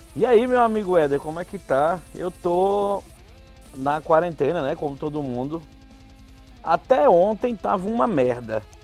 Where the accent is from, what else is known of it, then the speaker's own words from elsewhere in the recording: João Pessoa, Paraíba, Brazil; Eu sou de João Pessoa